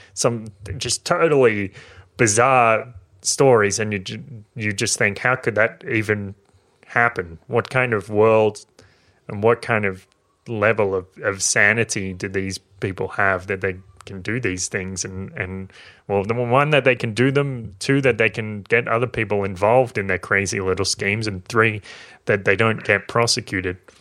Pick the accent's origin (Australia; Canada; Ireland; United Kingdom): Australia; New South Wales; this is in my hometown, in a regional town in New South Wales, in Australia